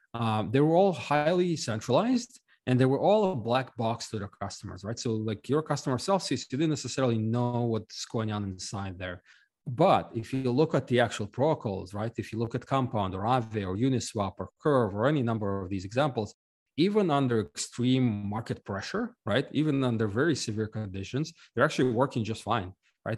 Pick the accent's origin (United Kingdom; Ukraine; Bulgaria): Ukraine; now in United States; I'm actually originally from Ukraine, uh, but I left a long time ago